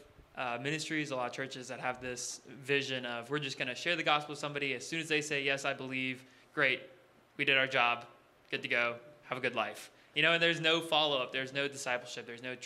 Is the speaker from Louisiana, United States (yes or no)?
yes; Louisiana, United States; moved away as an adult; also born or lived in Texas; now in Oregon, United States; I'm from Louisiana originally, but I went to school at Texas A&M